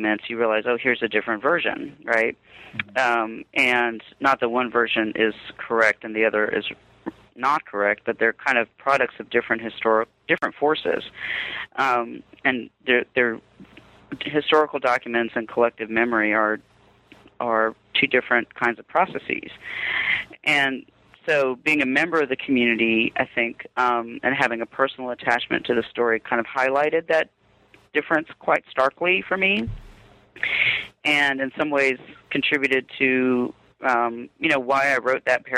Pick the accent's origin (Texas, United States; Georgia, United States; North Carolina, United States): North Carolina, United States; Durham; also born or lived in Robeson County, North Carolina; I was born in Robeson County, but raised in Durham.